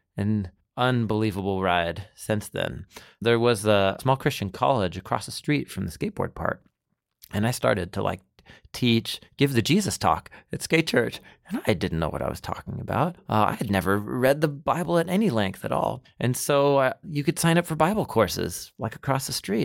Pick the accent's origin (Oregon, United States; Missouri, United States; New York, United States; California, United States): Oregon, United States; Portland; I grew up in Portland, Oregon